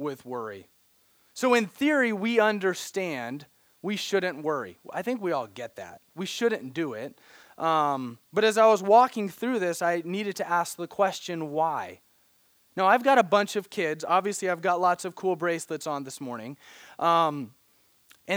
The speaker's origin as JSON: {"language": "English", "town": "Branson", "region": "Missouri", "country": "United States", "tie": "born or raised there", "moved": "yes", "said": "I grew up in Missouri, a little town called Branson, Missouri"}